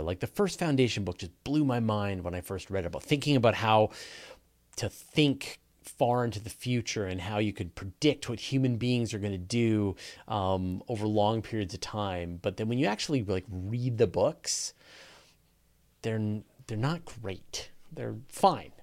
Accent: Canada; accent: Canadian; I'm Canadian and I pronounce everything wrong

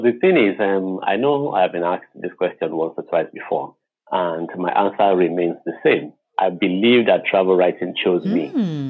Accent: Western Nigeria, Nigeria; I'm a Yoruba guy from the western part of Nigeria, which is in West Africa. My parents are both Yoruba, but I'm proudly Nigerian.

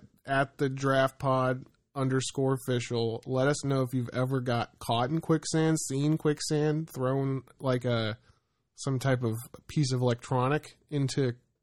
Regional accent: Florida, United States; Dude, I was born in Florida

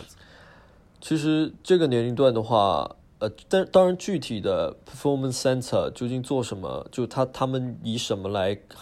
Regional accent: China; moved away as an adult; now in United Kingdom; 我就是中国人

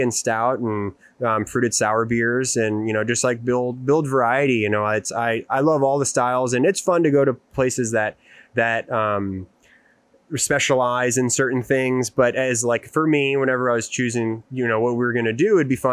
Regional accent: Houston, Texas, United States; I grew up in the Houston area

